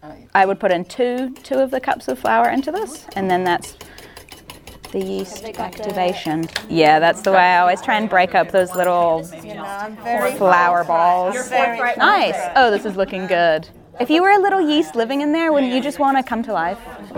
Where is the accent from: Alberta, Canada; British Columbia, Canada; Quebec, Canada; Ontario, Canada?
Quebec, Canada; Montreal; I was born in Montreal